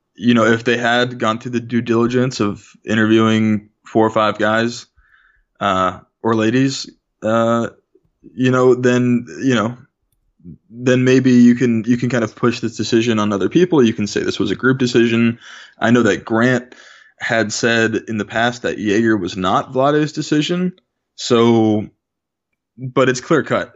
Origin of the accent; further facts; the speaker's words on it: Bay Area, California, United States; both of us, we grew up in the Bay Area.